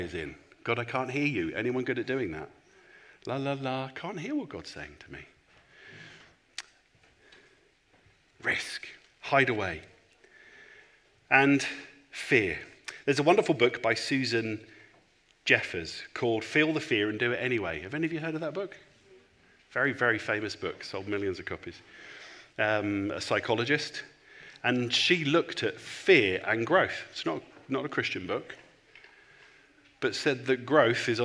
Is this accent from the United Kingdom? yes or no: yes; England, United Kingdom; I'm a pastor, and I'm from England